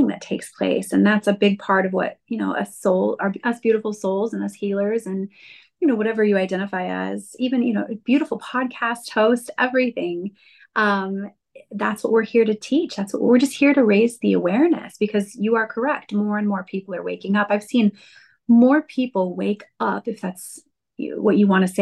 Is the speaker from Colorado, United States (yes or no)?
yes; Colorado, United States; now in California, United States; I'm over in California right now, but I'm a Colorado girl